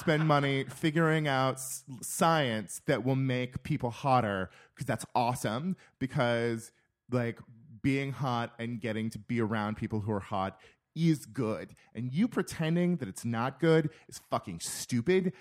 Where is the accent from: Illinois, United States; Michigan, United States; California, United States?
California, United States; moved away as an adult; also born or lived in Minnesota; my hometown, we farm nuts and we farm prunes and peaches